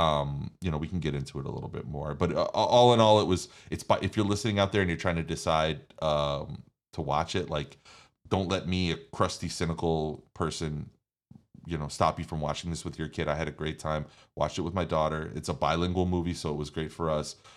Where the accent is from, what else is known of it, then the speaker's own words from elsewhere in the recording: New York, United States; I'm from New York